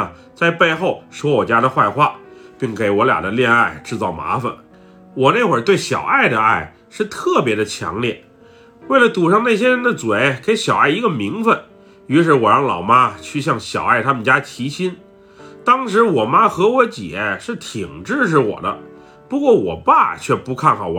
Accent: Buriram, Thailand; 我从小是在泰国东北部的乌里兰府长大的。以前我们这个地方在泰国来讲不是很出名

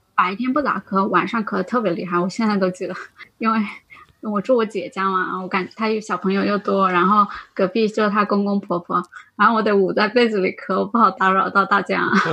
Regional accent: Anhui, China; now in Guangzhou, China; 我从广州回，回安徽，我老家在安徽。

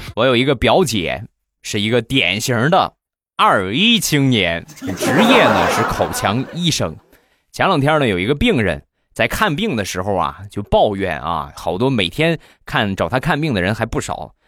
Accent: Rizhao, Shandong, China; 在山东，在我的家乡日照

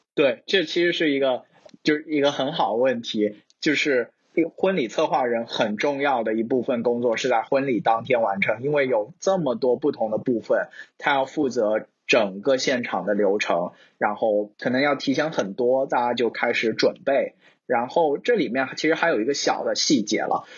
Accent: China; moved away as an adult; also born or lived in Shanghai; now in Seattle, United States; 其实我们就是从，呃，从中国来的朋友们，大家还有蛮多资源可以从国内 撸的

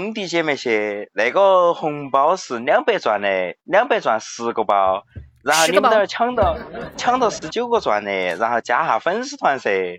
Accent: Sichuan, China; accent: Sichuanese; 和我们四川话差不多的。

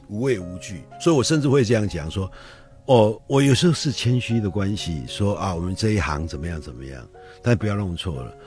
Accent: Taiwan; 我们台湾话叫“惊”

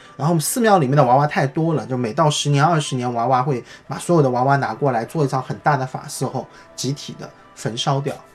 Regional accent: China; 我们中国人

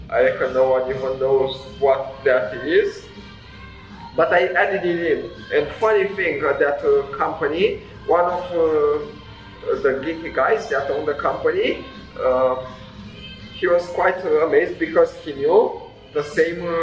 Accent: Transylvania, Romania; moved away as an adult; now in New Zealand; I was uh, born and raised in Romania, and I think I started traveling in my early 20s.

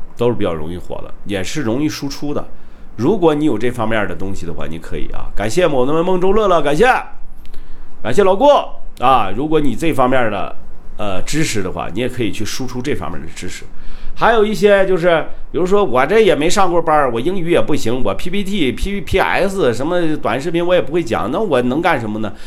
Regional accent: Shandong, China; accent: Northeastern (Dongbei); now in Kunming, China; 你这口音听得真准啊，我是山东人啊，我就不告诉你怎么有东北口音了

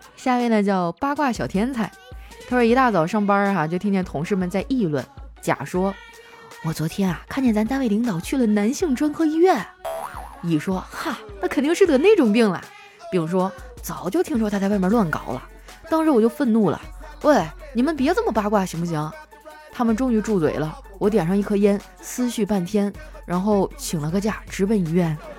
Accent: Heilongjiang, China; 我老家是黑龙江的嘛，不靠海

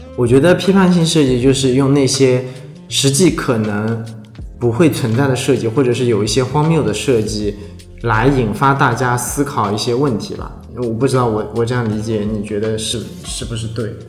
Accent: China; 我们中国人

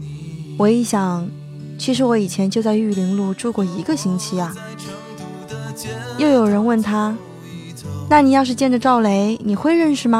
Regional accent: Chengdu, Sichuan, China; 因为我是成都人，

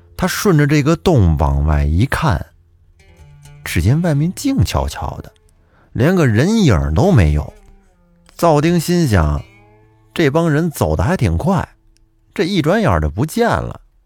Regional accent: Huanghua, Hebei, China; 我的故乡也是沧州市，我是沧州黄花人

